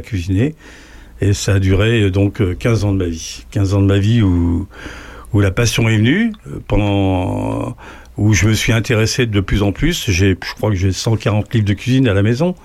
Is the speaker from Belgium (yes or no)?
no; Lisieux, Normandy, France; moved away; also born or lived in Paris; je suis né à Lisieux